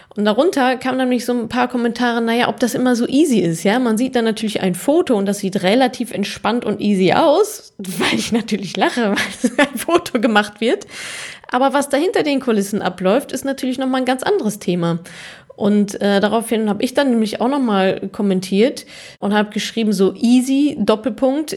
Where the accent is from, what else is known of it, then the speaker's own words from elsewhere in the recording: Ruhr area, North Rhine-Westphalia, Germany; ich bin ja Ruhrpott-Kind und ich bin quasi im Westfalenstadion aufgewachsen